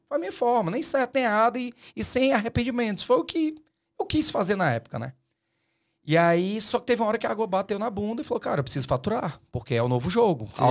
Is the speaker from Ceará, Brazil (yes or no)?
yes; Fortaleza, Ceará, Brazil; eu sou de Fortaleza